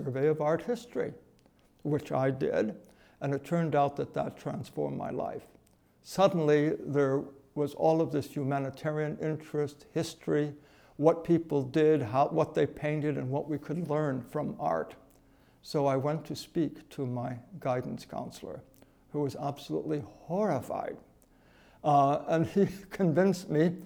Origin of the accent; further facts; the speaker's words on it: Endicott, New York, United States; a little boy growing up in Shoetown, Endicott, New York